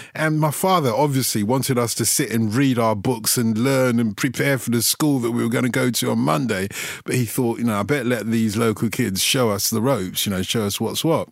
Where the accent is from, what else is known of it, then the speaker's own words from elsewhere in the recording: London, United Kingdom; I grew up in Tottenham